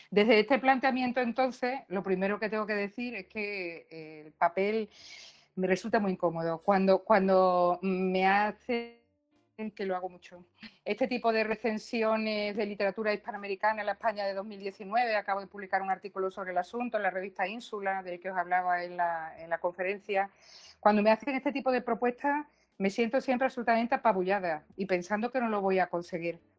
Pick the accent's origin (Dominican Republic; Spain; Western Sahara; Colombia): Colombia; como vosotros soy colombiano